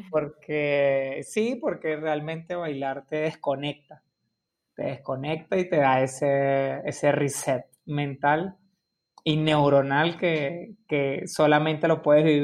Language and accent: Spanish; Caracas, Capital District, Venezuela; como buen latino, como buen caraqueño.